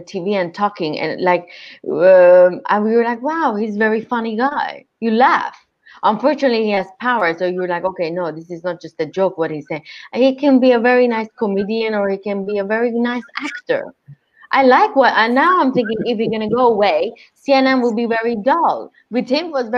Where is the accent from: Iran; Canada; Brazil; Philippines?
Iran; now in United States; I'm from Iran